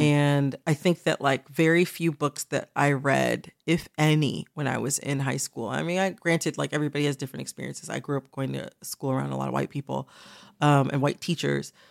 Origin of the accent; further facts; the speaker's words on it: Michigan, United States; I'm from Michigan